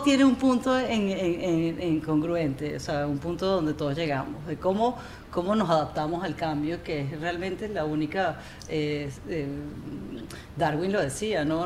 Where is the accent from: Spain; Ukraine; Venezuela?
Venezuela; Amazonas; now in United States; yo crecí en el Amazonas